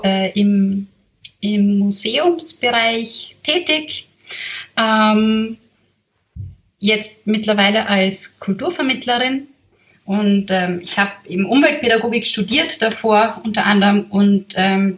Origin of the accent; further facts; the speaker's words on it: Vienna, Austria; ich bin Wienerin. Ich bin von hier.